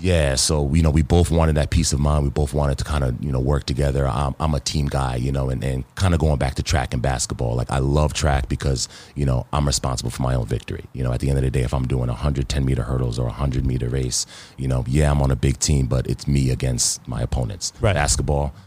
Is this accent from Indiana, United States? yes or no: no; New York City, New York, United States; also born or lived in Baldwin, New York; I'm from Queens.